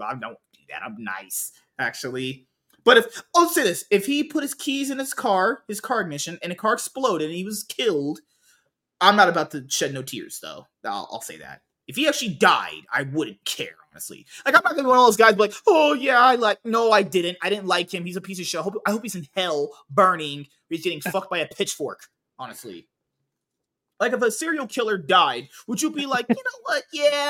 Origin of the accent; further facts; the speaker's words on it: New Orleans, Louisiana, United States; I always need my Mexicans from Louisiana. We're from New Orleans.